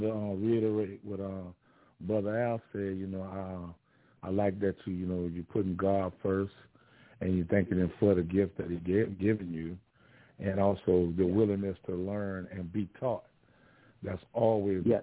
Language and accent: English; Louisiana, United States; I'm actually from Louisiana, but my father is from Lockport, Louisiana